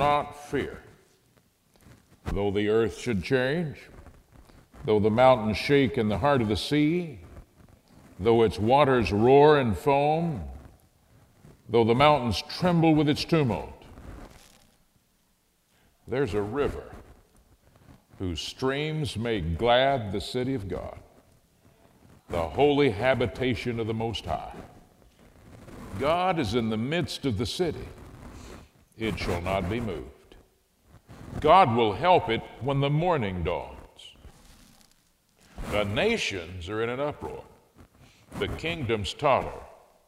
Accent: Fort Worth, Texas, United States; now in Waco, United States; This is my hometown, and I always love to come. I say come back to Fort Worth

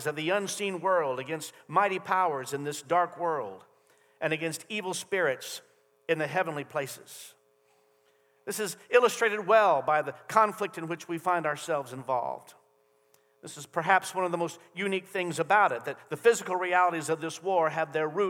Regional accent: United States; as American citizens

